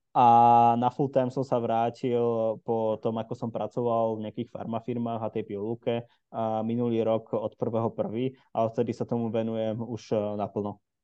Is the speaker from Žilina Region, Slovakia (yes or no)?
yes; Žilina, Žilina Region, Slovakia; v Žiline, odkiaľ pochádzam